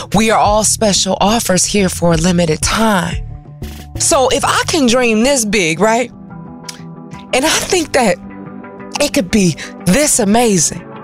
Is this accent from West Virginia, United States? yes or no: no; Detroit, Michigan, United States; moved away as an adult; also born or lived in Washington, D.C. / New York; now in California, United States; I'm from Detroit.